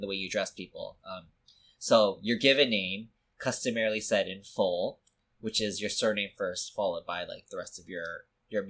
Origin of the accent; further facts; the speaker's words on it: Vancouver, British Columbia, Canada; I was born in Vancouver, like, I was born in Canada